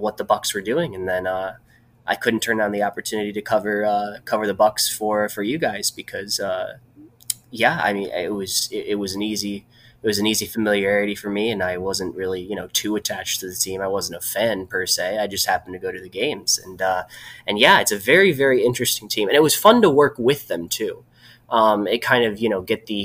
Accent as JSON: {"language": "English", "town": "Northville", "region": "Michigan", "country": "United States", "tie": "born or raised there", "lives_now": "Lansing, United States", "said": "I grew up in just outside of Detroit. I'm from a suburb called Northville"}